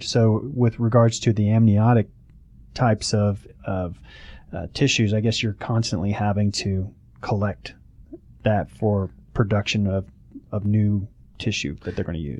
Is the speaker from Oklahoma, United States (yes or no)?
yes; Oklahoma, United States; now in Atlanta, United States